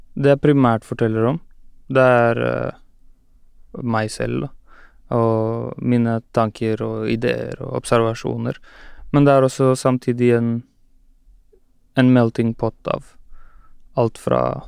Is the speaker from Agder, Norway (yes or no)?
no; Oslo, Norway; Jeg er fra Skullerud